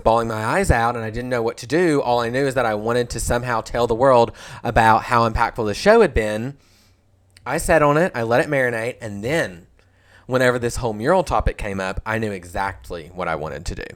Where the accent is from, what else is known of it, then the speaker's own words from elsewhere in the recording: Stuttgart, Arkansas, United States; Stuttgart, Arkansas, my hometown